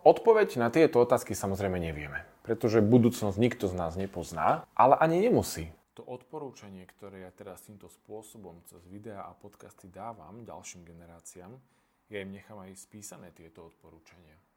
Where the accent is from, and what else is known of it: Slovakia